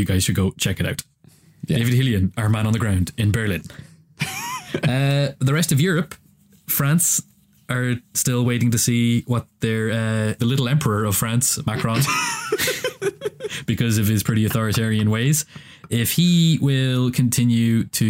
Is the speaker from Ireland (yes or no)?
yes; Ireland; And as an Irishman, independence from larger countries is always something that I affiliate with.